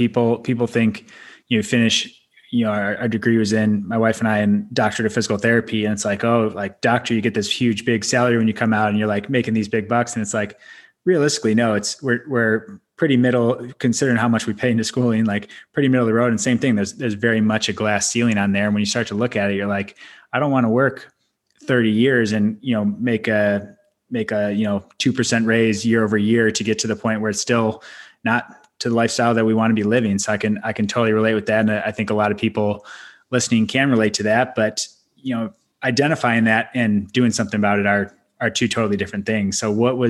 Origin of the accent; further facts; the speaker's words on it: Midwest, United States; I come from Midwest family too, like solid, you know, really solid upbringing